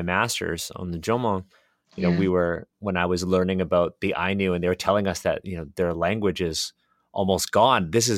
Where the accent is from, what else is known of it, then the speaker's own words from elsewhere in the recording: Canada; moved away; also born or lived in China; I was born in Canada. I'm ethnically Chinese